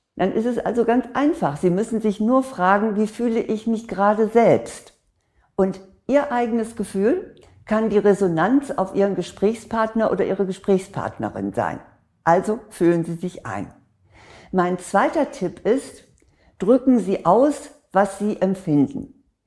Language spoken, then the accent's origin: German; Northern Germany, Germany; bei uns in Norddeutschland